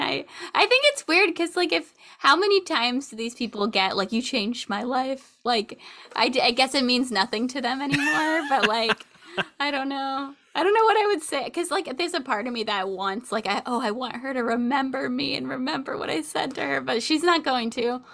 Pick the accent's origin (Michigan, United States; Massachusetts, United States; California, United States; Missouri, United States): California, United States; Sacramento; I grew up in Sacramento